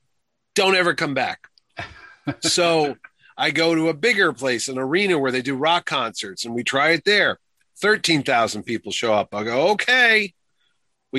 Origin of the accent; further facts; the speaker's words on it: New Haven, Connecticut, United States; I grew up in New Haven, Connecticut.